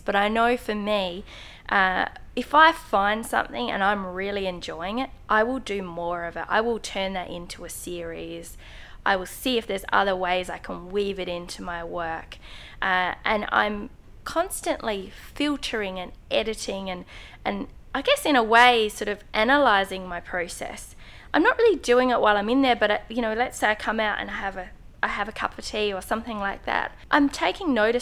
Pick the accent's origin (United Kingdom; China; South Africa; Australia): Australia; Adelaide, South Australia; in Adelaide, where I live